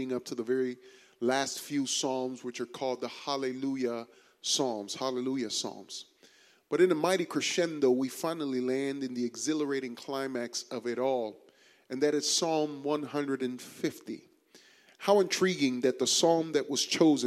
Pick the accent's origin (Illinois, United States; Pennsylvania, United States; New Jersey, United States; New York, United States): New York, United States; now in Houston, United States; I grew up on White Castle in New York